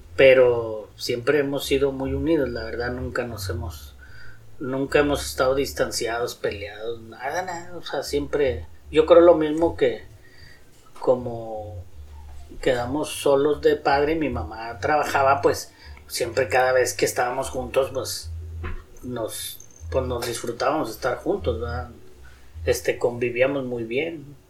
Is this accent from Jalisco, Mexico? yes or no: no; Guadalupe, Nuevo León, Mexico; Nací en Guadalupe, Nuevo León, en una colonia